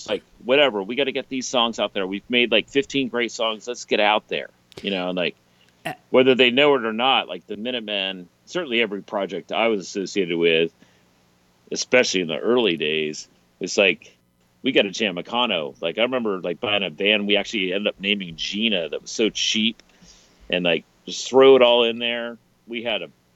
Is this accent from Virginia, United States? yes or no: yes; Richmond, Virginia, United States; growing up in Richmond